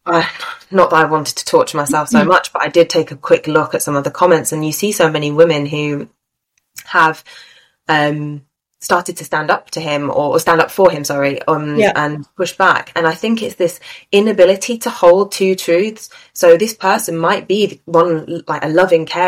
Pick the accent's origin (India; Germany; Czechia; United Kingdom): United Kingdom; my British point of view